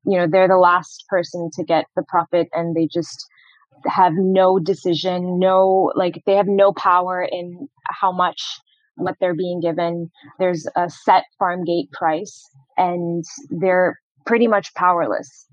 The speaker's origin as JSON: {"language": "English", "country": "Morocco", "tie": "born or raised there", "also_born_or_lived": "Boston, United States", "moved": "as an adult", "said": "I was born and raised in Morocco and actually went to the US for college."}